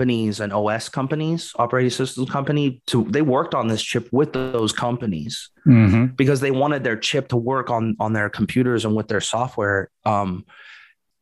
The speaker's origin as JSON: {"language": "English", "town": "Portland", "region": "Oregon", "country": "United States", "moved": "yes", "said": "I was from Portland too, and we had the big Intel plant."}